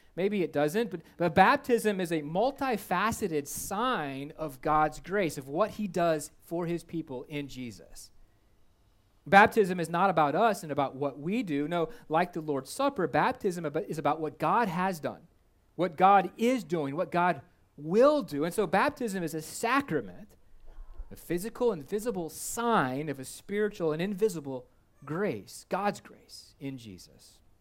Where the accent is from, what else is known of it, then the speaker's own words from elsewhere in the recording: United States; Before I'm an American, I'm a Christian.